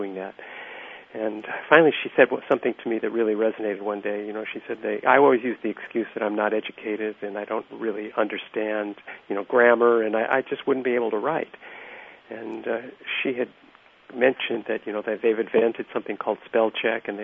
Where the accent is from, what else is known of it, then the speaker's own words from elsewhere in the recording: Los Angeles, California, United States; I was raised in Los Angeles